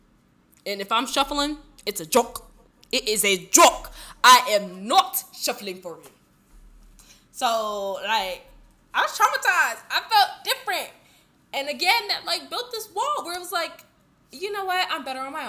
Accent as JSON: {"language": "English", "region": "Southern California", "country": "United States", "tie": "born or raised there", "said": "I grew up in Southern California, 2 hours from Tijuana, like, from the border."}